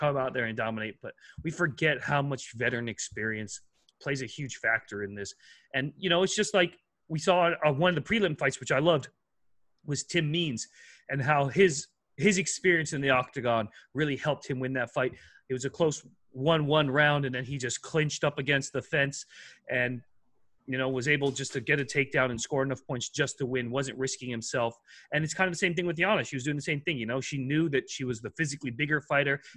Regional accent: Hawaii, United States; we're from Hawaii

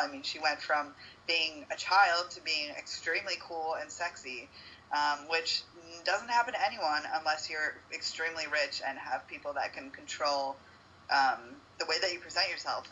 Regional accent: United States; moved away as an adult; now in Uruguay; the privilege of being a United States citizen.

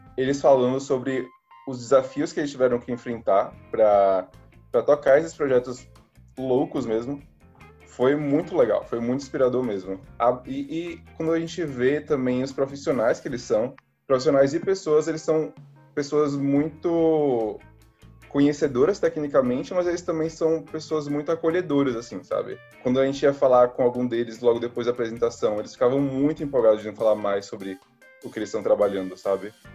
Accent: Salvador, Bahia, Brazil; moved away as an adult; now in Rio de Janeiro, Brazil; eu sou de Salvador

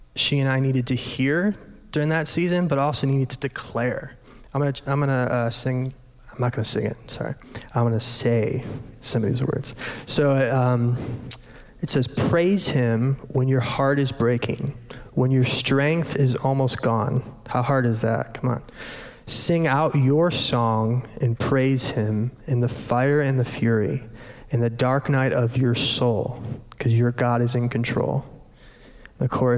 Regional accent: Michigan, United States; moved away as an adult; now in Ohio, United States; we're from Michigan originally

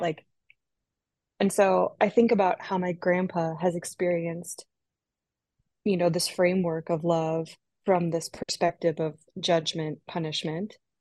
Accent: Minnesota, United States; moved away as an adult; also born or lived in Pacific Northwest; I grew up in Minnesota

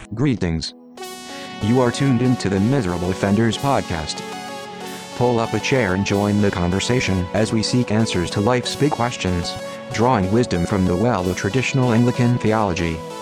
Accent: United States; as an American

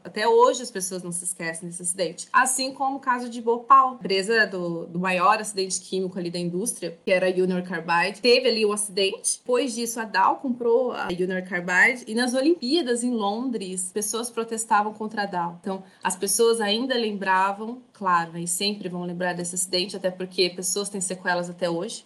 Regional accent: Mogi das Cruzes, São Paulo, Brazil; moved away as an adult; also born or lived in Barueri, Brazil / Vitória, Espírito Santo, Brazil; now in Paulínia, Brazil; Eu sou natural de Mogi das Cruzes, que fica ali na Grande Paulo, fica a 40 minutos ali de São Paulo, capital

